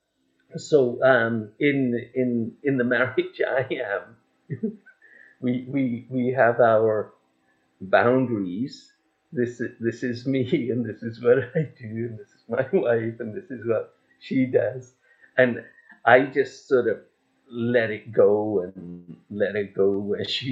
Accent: England, United Kingdom; I was born in England

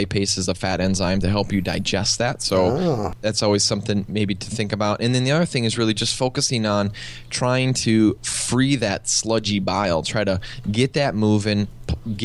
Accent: Midwest, United States; now in California, United States; I live now in California, but I grew up in the Midwest

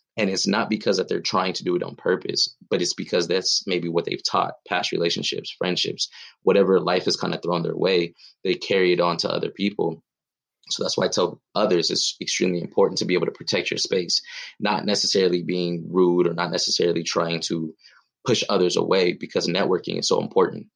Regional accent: Pomona, California, United States; I'm from Pomona, California, uh, Southern California raised

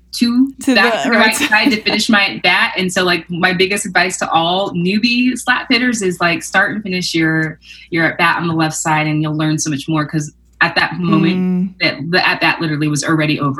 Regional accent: Irvine, California, United States; I grew up in Irvine in SoCal, California

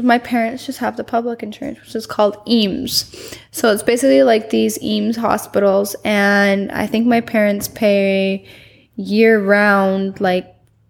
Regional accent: Canada; now in Puerto Vallarta, Mexico; I'm Canadian.

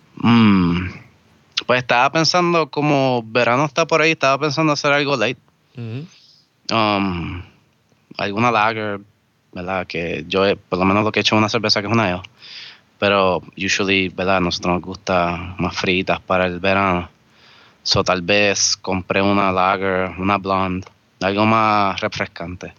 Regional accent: Vega Alta, Puerto Rico; now in Cupey, Puerto Rico; me considero de Vega Alta, porque allí fue que me crié

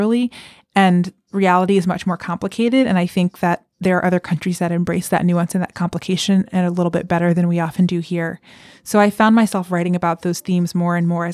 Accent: United States; I had spent my entire life in the U.S.

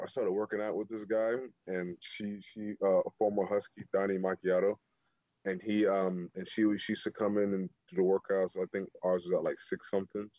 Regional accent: Atlanta, Georgia, United States; moved away as an adult; also born or lived in Seattle; I'm from Atlanta

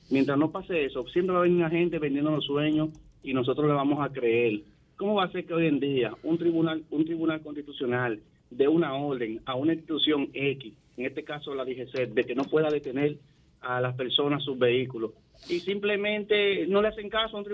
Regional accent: Dominican Republic; also born or lived in Santo Domingo Norte; nosotros como dominicanos

